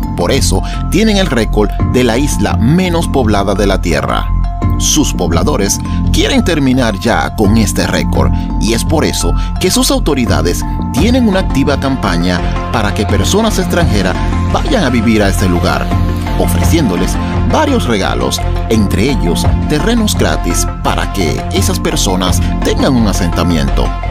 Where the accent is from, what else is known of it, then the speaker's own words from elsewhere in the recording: Venezuela; now in Colombia; lo que vivimos en Venezuela